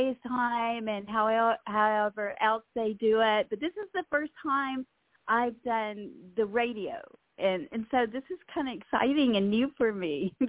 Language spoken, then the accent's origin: English; West Monroe, Louisiana, United States; moved away as an adult; also born or lived in Los Angeles, California; I'm originally from West Monroe, Louisiana. That is the town of Duck Dynasty, by the way.